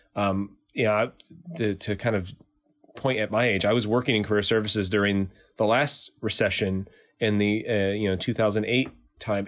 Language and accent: English; Bristol, Connecticut, United States; moved away; I'm from Bristol, Connecticut, originally